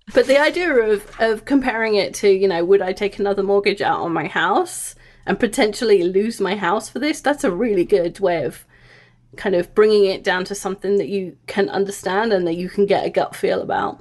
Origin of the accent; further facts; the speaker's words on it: England, United Kingdom; moved away; I grew up in England